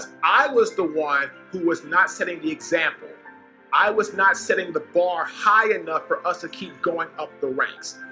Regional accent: Washington, District of Columbia, United States; I'm originally from Washington, D.C.

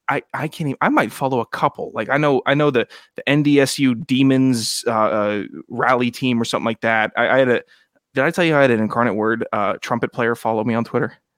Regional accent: Virginia, United States; I'm from Virginia, not Mars.

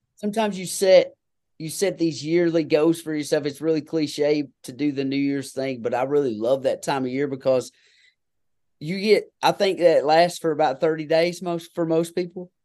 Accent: Kentucky, United States; I'm just a good old boy hillbilly from Kentucky

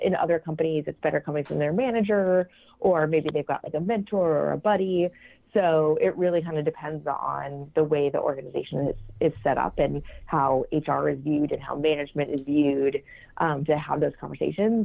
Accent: New England, United States; now in New York City, United States; I uh, currently live in New York City. We've been here for about nine years, though I'm originally from New England.

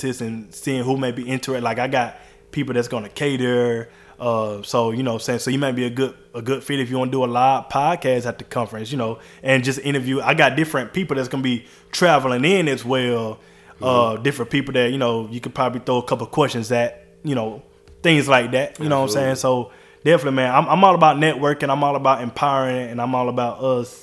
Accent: Georgia, United States; I grew up in Georgia. Like, that's where all my memories is at.

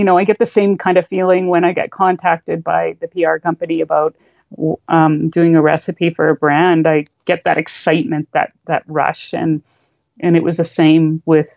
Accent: Canada; as a Canadian

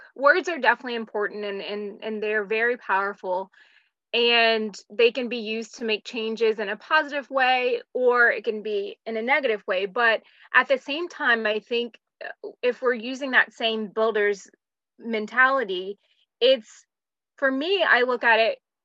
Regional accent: North Carolina, United States; also born or lived in Atlanta, Georgia; So I grew up in the South. I was born in Atlanta and grew up in North Carolina.

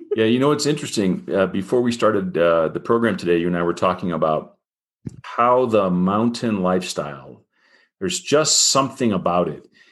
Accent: Fort Wayne, Indiana, United States; moved away as an adult; also born or lived in Boulder, Colorado; now in Colorado, United States; I grew up in Fort Wayne

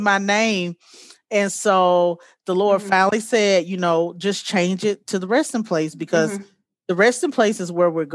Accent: Montgomery, Alabama, United States; moved away as an adult; now in Colorado, United States; I am originally from Montgomery, Alabama, but I keep saying that I've been in Colorado for about 16 years now.

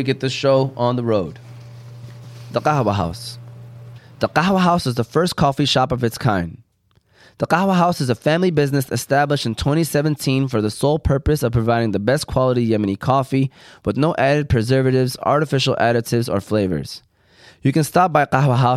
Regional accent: Hamtramck, Michigan, United States; we grew up in Hamtramck

